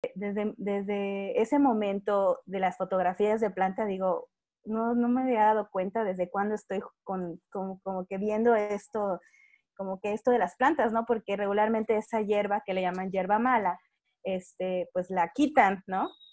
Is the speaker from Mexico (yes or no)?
yes; Mexico; yo soy de México